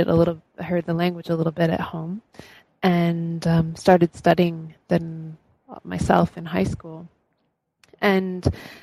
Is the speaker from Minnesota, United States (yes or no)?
yes; Minnesota, United States; I was born in Minnesota into a family that had some background in Asia. We were quite typically a Scandinavian family.